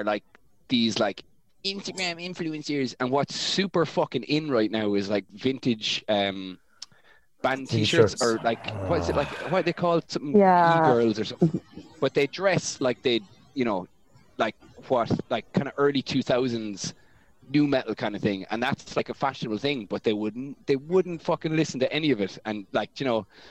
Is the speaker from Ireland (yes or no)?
yes; Kilkenny, Leinster, Ireland; I love Kilkenny. And growing up in Kilkenny was class